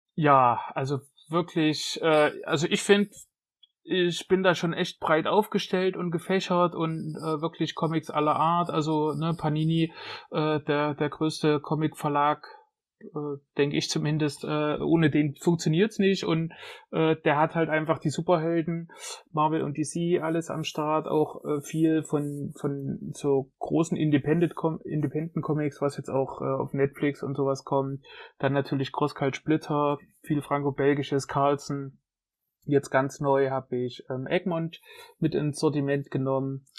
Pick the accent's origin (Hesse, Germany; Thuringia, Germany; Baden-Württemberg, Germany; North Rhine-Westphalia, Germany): Thuringia, Germany; Jena; ich bin Jenenser, in Jena geboren, schon immer hier gelebt